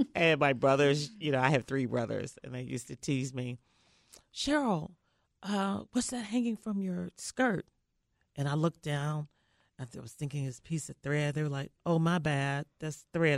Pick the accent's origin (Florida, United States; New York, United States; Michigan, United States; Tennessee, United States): Tennessee, United States; Memphis; I grew up in Memphis